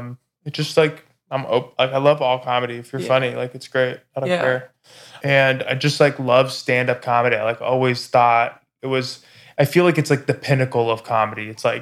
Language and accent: English; Laguna Hills, California, United States; Laguna Hills.